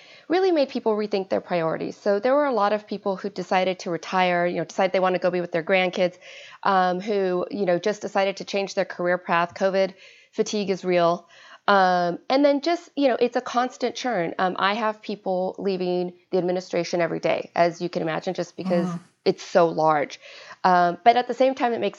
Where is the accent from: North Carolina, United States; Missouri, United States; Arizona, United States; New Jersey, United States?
Arizona, United States; moved away; I am from Arizona, originally born and raised